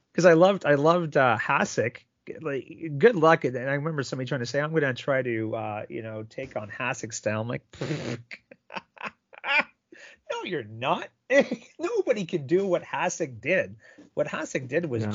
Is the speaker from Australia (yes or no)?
no; Sault Ste. Marie, Ontario, Canada; I'm from Sault Ste. Marie, Ontario, home of the good old Greyhounds